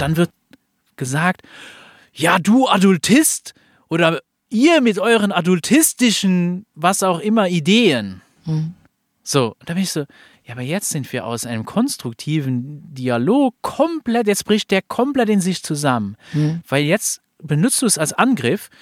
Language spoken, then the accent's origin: German; Luxembourg; ich bin aus Luxemburg.